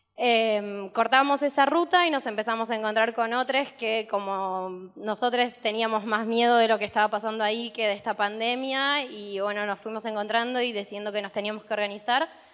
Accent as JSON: {"language": "Spanish", "town": "Rosario", "region": "Santa Fe", "country": "Argentina", "said": "éramos de Rosario"}